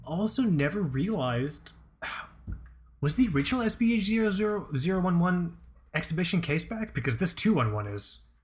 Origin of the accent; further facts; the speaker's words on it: Fort Lauderdale, Florida, United States; my parents are from Pakistan. I'm first generation here. And growing up in Fort Lauderdale